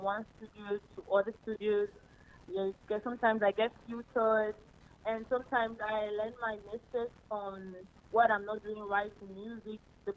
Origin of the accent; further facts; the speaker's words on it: Nigeria; I'm an Igbo from Nigeria